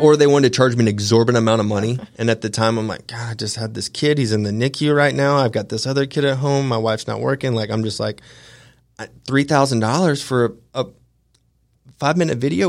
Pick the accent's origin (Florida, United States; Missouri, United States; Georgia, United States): Georgia, United States; Augusta; also born or lived in Atlanta, Georgia / Big Sky, Montana; I was born and raised in Augusta, Georgia